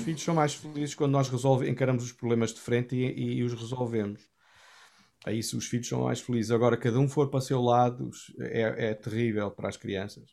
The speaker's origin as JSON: {"language": "Portuguese", "town": "Cascais", "region": "Lisbon", "country": "Portugal", "tie": "born or raised there", "said": "eu cresci na Assembleia de Deus, fazia parte da Assembleia de Deus de Cascais"}